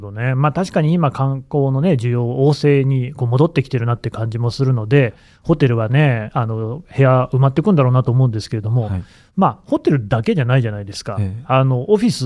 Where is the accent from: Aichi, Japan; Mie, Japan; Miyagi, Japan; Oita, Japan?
Aichi, Japan; Nagoya; moved away as an adult; now in Tokyo, Japan; 私、もともと出身は名古屋なんです。この仕事で東京に暮らしていて